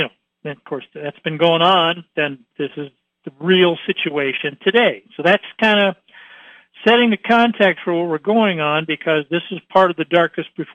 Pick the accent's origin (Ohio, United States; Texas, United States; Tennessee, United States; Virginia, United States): Ohio, United States; Troy; I grew up in Troy, Ohio.